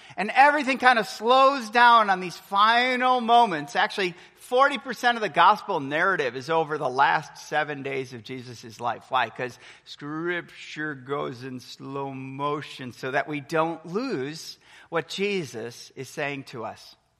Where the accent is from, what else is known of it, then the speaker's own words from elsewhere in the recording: Milwaukee, Wisconsin, United States; moved away as an adult; also born or lived in Texas; I remember growing up for 22 years, born and raised in Milwaukee, Wisconsin.